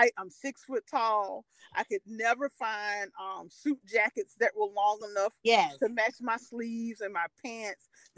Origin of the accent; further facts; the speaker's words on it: Winston-Salem, North Carolina, United States; I'm originally from Winston-Salem, North Carolina.